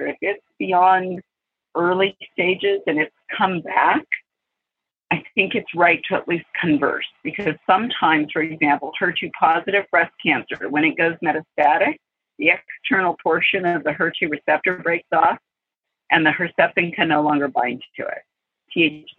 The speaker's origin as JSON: {"language": "English", "region": "California", "country": "United States", "tie": "born or raised there", "also_born_or_lived": "Hawaii", "moved": "as an adult", "said": "I moved to California 2 years ago, grew up here, actually living 5 minutes from where I spent years growing up"}